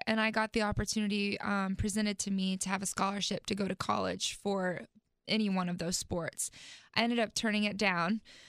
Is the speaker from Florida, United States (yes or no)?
no; South Carolina, United States; also born or lived in Texas; And I ended up claiming South Carolina as home because that's where I lived the longest and that's where they're still stationed at.